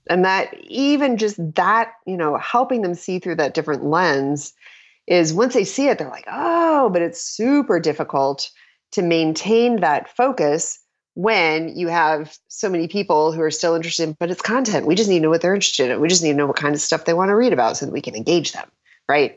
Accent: Minnesota, United States; I was from Minnesota

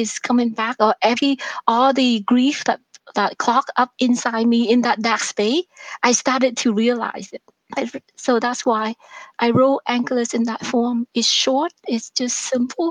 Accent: Vietnam; born or raised there; English is a second language; now in Canada

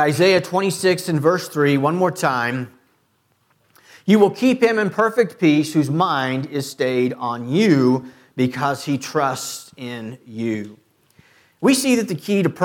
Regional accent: Clearwater, Kansas, United States; I've never lived anywhere else in this country. Born and raised in Clearwater, Kansas, 20 miles from here

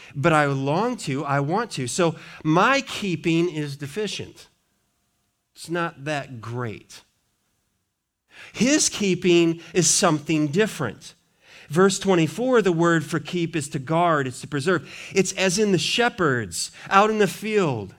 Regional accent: Montana, United States; I grew up in Montana.

